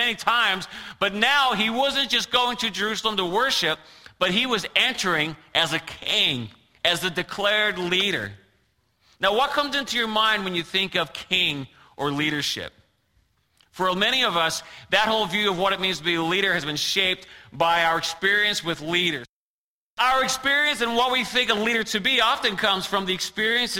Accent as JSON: {"language": "English", "region": "Newfoundland and Labrador", "country": "Canada", "tie": "born or raised there", "moved": "yes", "said": "I grew up in Newfoundland, Canada"}